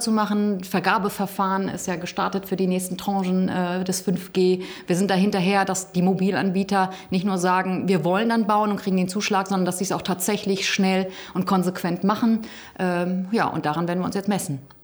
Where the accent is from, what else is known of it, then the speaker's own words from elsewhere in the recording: Gütersloh district, North Rhine-Westphalia, Germany; ich komme ja aus dem Kreis Gütersloh, ein großer Flächenkreis